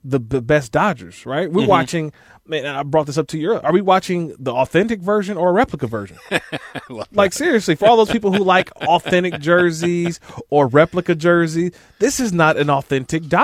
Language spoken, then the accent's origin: English; East Bay, San Francisco Bay Area, California, United States; I grew up in the Bay Area